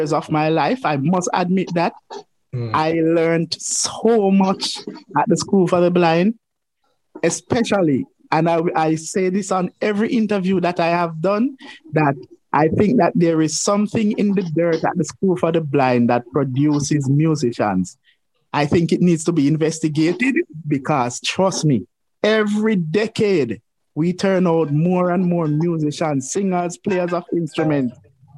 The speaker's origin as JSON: {"language": "English", "town": "Savanna-la-Mar", "region": "Westmoreland", "country": "Jamaica", "tie": "born or raised there", "said": "I was born in the Savannah Lamar Hospital down there in Westmoreland"}